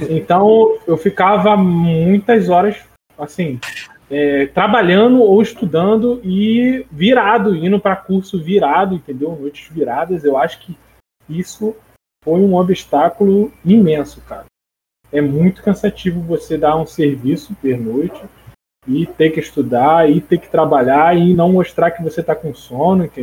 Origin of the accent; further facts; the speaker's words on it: Brazil; E a gente é brasileiro, né? Brasileiro não desiste.